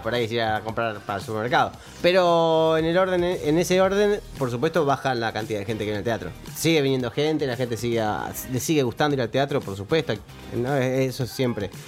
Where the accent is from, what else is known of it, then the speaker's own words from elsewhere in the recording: Argentina; creo que nací de casualidad en Argentina